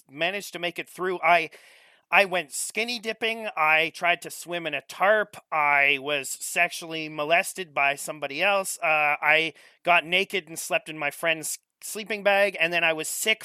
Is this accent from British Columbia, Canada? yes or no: no; Saint-Lazare, Quebec, Canada; I grew up in Saint-Lazare, which is a tiny town in the much larger now, but when I lived there, it was a tiny town in the woods, like close to Ontario.